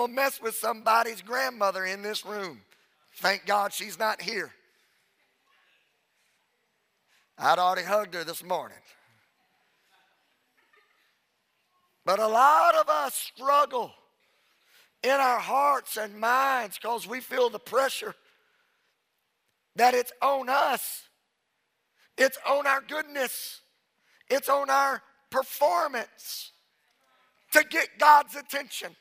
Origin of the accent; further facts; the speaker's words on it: Louisiana, United States; I'm from Louisiana. I said a holt